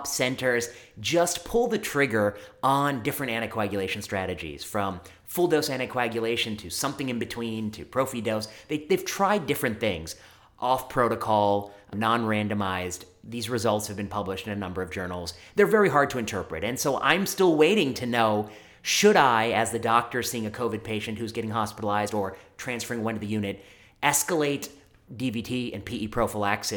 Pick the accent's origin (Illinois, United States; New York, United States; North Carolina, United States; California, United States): Illinois, United States; just outside of Chicago, the Midwest; also born or lived in Michigan; So I'm from the Midwest, just outside of Chicago, and I did my college not too far from home at Michigan State University.